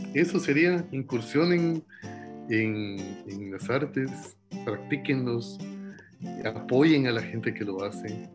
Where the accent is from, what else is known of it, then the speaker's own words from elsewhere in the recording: Guatemala; somos los guatemaltecos